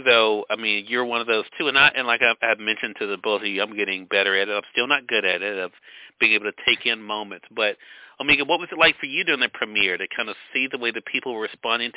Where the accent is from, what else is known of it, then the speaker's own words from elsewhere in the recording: Mississippi, United States; here in my home state of Mississippi